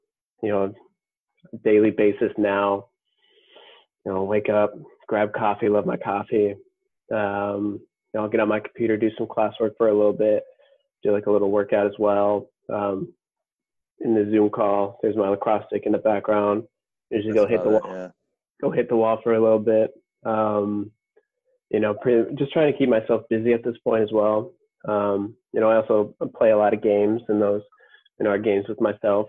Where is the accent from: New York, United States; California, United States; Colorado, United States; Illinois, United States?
Colorado, United States; now in Minnesota, United States; We both live in Minnesota at this point. And I came from Colorado, which are both pretty active states